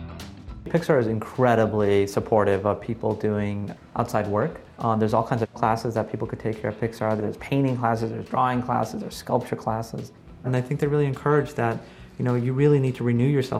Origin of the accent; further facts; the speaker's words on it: San Bernardino, California, United States; I was raised in Southern California. My parents owned a motel in San Bernardino, California.